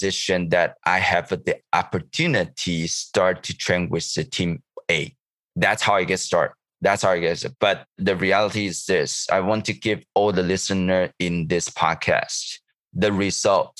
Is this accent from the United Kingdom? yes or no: no; Taichung, Taiwan; English is a second language; moved away as an adult; also born or lived in Kaohsiung, Taiwan; now in Vancouver, Canada; my high school is not in my hometown. I live in the city of Taichung, which is the middle of Taiwan